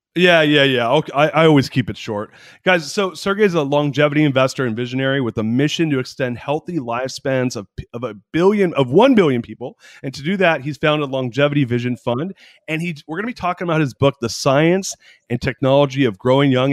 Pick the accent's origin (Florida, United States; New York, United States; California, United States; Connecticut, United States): California, United States; San Francisco Bay Area; moved away as an adult; now in Austin, United States; I grew up in the San Francisco Bay Area